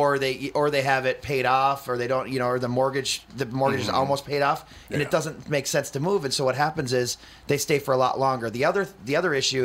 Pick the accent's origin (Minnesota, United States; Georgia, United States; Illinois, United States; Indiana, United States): Minnesota, United States; Fridley; I'm from Fridley, and you know, we had a 1400 square foot house